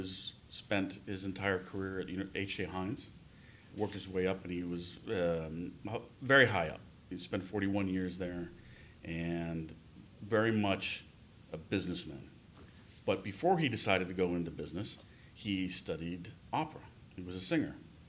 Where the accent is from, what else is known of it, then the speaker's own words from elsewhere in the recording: Bethel Park, Pennsylvania, United States; moved away as an adult; also born or lived in Cleveland, Ohio; I grew up outside of Pittsburgh in a small town, Bethel Park.